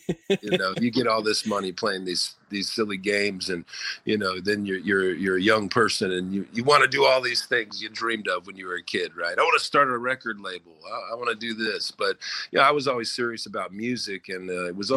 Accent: Southern California, United States; grew up in Southern California when we moved there when I was 10

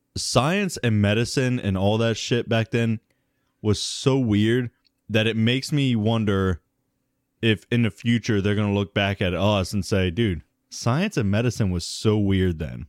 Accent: United States; we're American

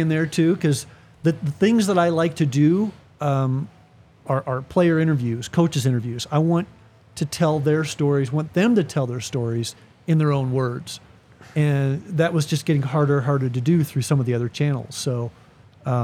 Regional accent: Midwest, United States; also born or lived in Kansas City; I grew up in the Midwest

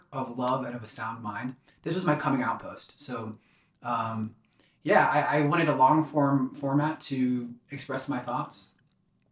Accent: Ashburn, Virginia, United States; I grew up in Ashburn, Virginia

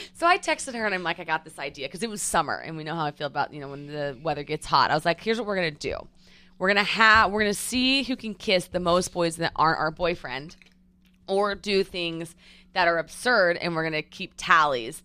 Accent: Edmond, Oklahoma, United States; moved away as an adult; also born or lived in Newport Beach; Born, raised Oklahoma City, Edmond, Oklahoma

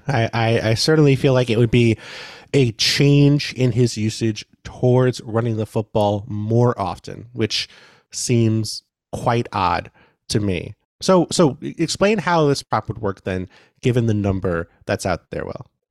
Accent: New York City, New York, United States; I grew up in New York City

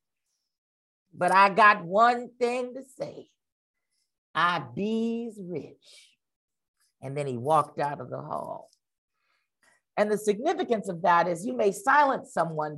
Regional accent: Los Angeles, California, United States; I grew up in Koreatown, Los Angeles

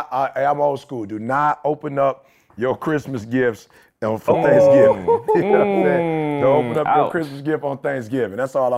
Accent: Detroit, Michigan, United States; growing up in Detroit in general

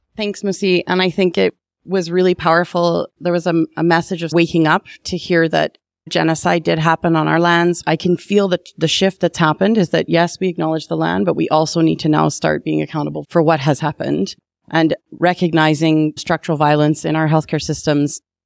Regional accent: Calgary, Alberta, Canada; I was born in Calgary

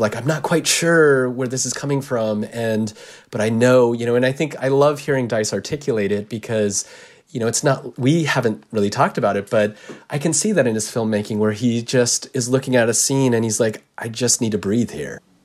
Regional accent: United States; I'm Japanese American

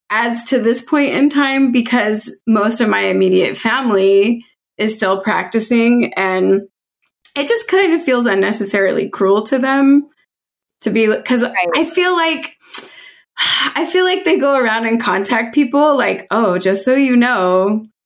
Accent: Virginia Beach, Virginia, United States; also born or lived in North Carolina; Okay, so I actually grew up in Virginia. Like I'm from the South. Um but like military family uh, mostly lived in Virginia Beach, a little bit in North Carolina.

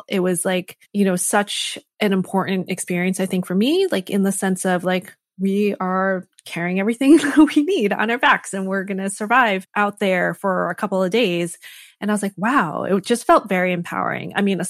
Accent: Connecticut, United States; So I grew up in Connecticut and my parents were immigrants to this country.

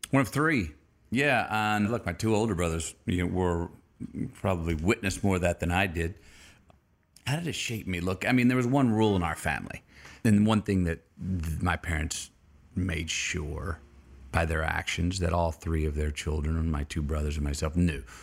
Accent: Uvalde, Texas, United States; I was born in Uvalde, Texas

